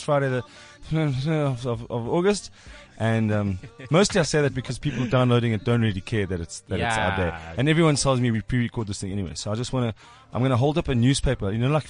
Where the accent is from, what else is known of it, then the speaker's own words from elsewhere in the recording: South Africa; Sorry, I'm South African voices.